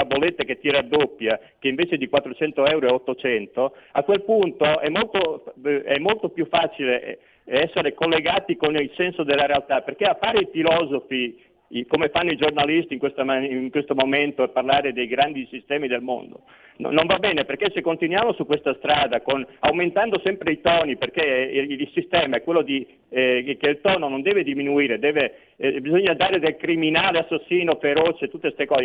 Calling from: Veneto, Italy; pronto, ciao, senti … da Veneto.

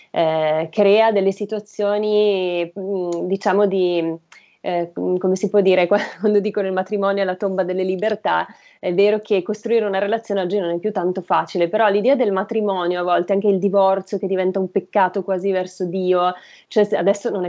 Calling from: Legnano, Lombardy, Italy; dall'Alto Milanese, Legnano

